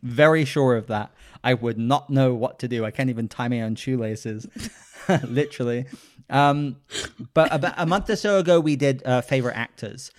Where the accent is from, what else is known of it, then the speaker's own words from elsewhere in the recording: United Kingdom; I am a British gentleman